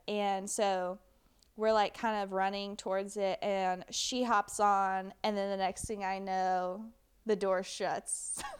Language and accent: English; United States; as an American, I feel like we should all be familiar with.